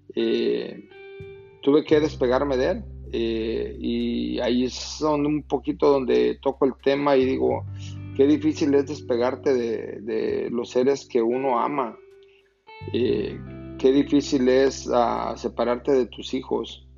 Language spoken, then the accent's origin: Spanish; Mexico; moved away; yo, por ejemplo, que crecí en México